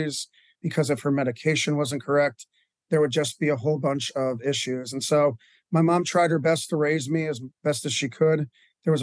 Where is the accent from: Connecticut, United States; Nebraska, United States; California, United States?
Connecticut, United States; now in Lancaster, United States; I was born in Connecticut